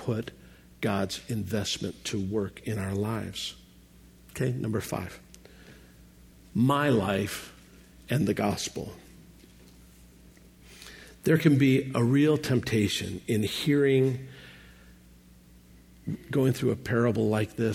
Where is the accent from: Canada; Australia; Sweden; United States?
United States; Chicago, Illinois; I'm from Chicago, and there's a gorgeous fountain right along Lake Michigan